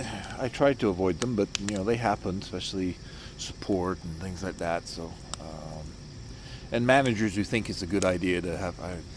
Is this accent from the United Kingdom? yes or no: yes; United Kingdom; accent: British; also born or lived in Iowa, United States; I still have my British accent, so people liked that.